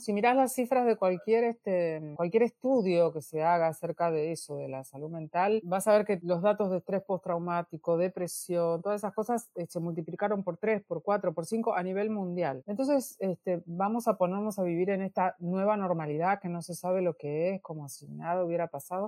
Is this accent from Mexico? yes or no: no; Argentina; siendo argentina